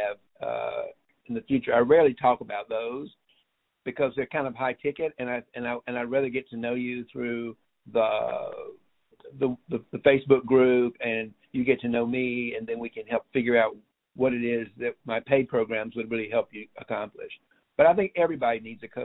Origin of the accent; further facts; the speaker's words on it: United States; as an American